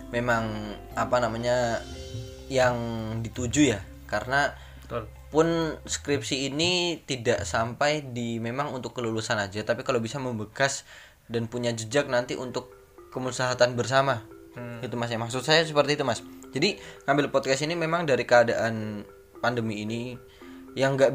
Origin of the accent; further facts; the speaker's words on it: Papua, Indonesia; Papua, Papua waktu kecil eh, dari kecil tuh Papua saya juga lahirnya di Papua